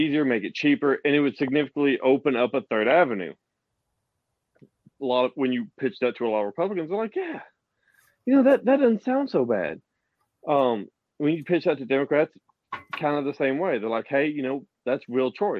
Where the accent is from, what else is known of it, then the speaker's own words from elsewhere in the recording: the South, United States; accent: Southern; I am from the South and sound from the South